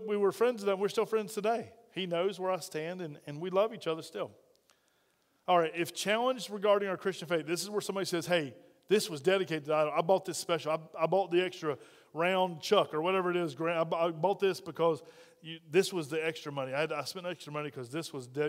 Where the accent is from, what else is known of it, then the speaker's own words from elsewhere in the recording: United States; we're from America